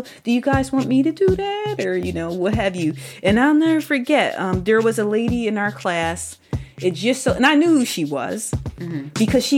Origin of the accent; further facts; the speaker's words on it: Philadelphia, Pennsylvania, United States; I'm from Philadelphia.